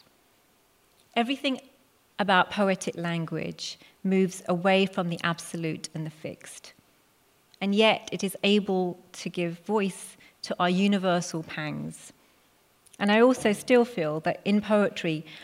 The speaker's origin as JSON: {"language": "English", "town": "Hounslow", "region": "London", "country": "United Kingdom", "tie": "born or raised there", "first_language": "Punjabi", "second_language": "English", "said": "I was born in the UK to immigrant parents, Punjabi Sikhs, who arrived at Heathrow, moved 3 miles down the road to Hounslow, and that's where I grew up."}